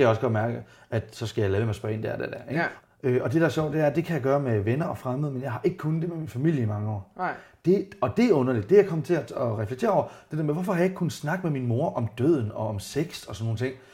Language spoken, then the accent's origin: Danish; Randers, Central Denmark Region, Denmark; Jeg voksede op i Randers